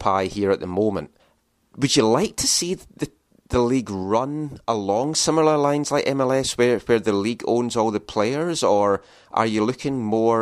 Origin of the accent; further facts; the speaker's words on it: Scotland, United Kingdom; as a Scottish person